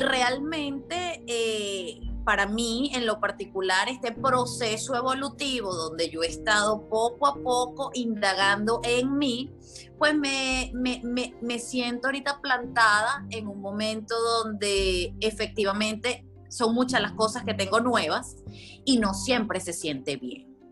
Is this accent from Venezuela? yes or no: yes; Venezuela; moved away as an adult; also born or lived in South Carolina, United States; now in Tennessee, United States; soy venezolana, llevo ya dos años viviendo en Estados Unidos